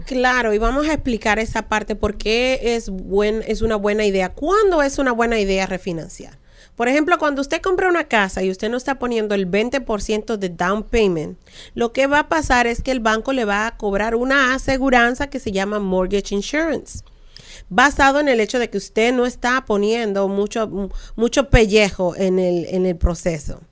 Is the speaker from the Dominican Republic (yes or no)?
yes; Dominican Republic; como dominicana al fin